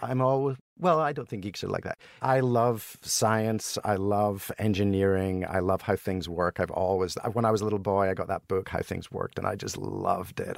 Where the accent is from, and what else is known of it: Helensburgh, Scotland, United Kingdom; born or raised there; moved away as an adult; also born or lived in Broughty Ferry, Scotland / Boston, United States; now in United States